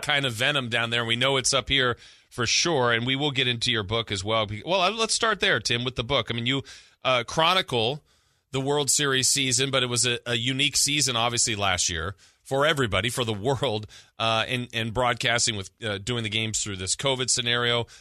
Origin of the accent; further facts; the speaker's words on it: Southern California, United States; moved away as an adult; I grew up in Southern California and been up here now a long, long time, thirty years